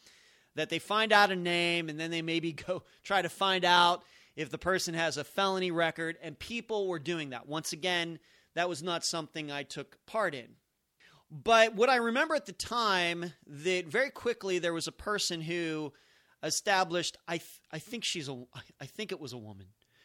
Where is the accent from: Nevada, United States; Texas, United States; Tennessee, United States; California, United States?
Nevada, United States; Las Vegas; So I had gone up there on my own before people even knew that I was from Las Vegas